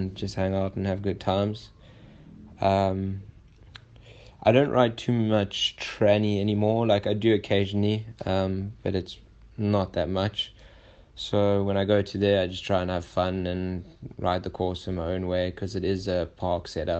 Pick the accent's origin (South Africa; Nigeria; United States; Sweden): South Africa; I come from South Africa